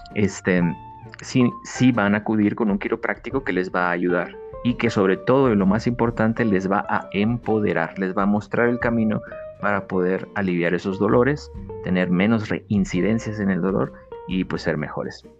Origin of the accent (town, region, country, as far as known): Mexico